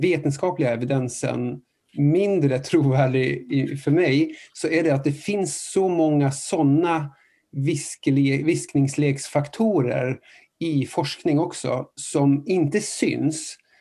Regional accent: Norway; moved away; jag är från, från, från Norge

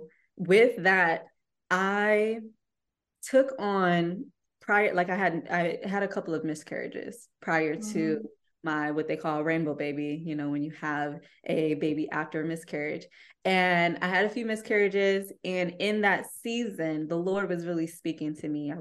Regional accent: Ypsilanti, Michigan, United States; I'm from Ypsilanti

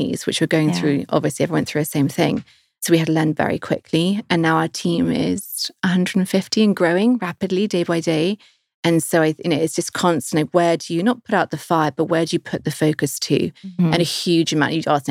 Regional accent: London, United Kingdom; moved away as an adult; also born or lived in Vancouver, Canada; now in Los Angeles, United States; I am British

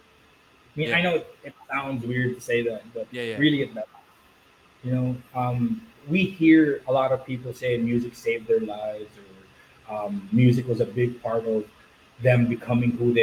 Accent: Philippines; growing up in the Philippines as a kid

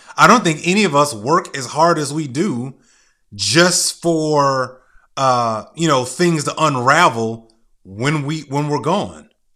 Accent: United States; I was born and raised here in America

